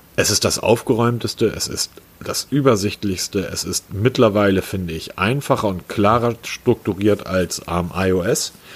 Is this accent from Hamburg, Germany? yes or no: yes; Hamburg, Germany; dafür sind wir Hamburger ja weltweit bekannt, geschätzt und geliebt.